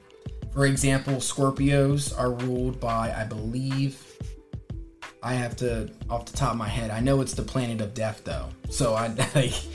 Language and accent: English; Wilmington, Delaware, United States; also born or lived in Newark, Delaware; I'm from Wilmington, Delaware